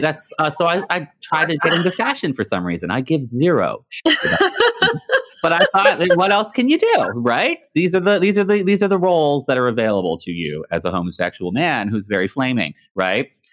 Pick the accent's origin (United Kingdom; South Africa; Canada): Canada; also born or lived in Texas (family); my family is from Texas, but I grew up in Canada